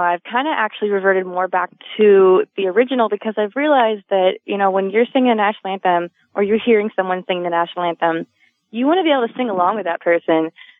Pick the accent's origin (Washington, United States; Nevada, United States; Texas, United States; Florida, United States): Florida, United States; Dunedin; I was singing for like the Dunedin Blue Jays, which is like the minor league team in my hometown.